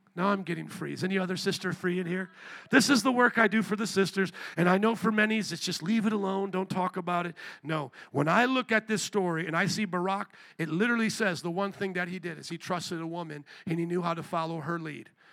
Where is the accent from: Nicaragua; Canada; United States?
United States; near Fort Wayne, Indiana; moved away; Fort Wayne, Indiana, in about 10 minutes outside of where I grew up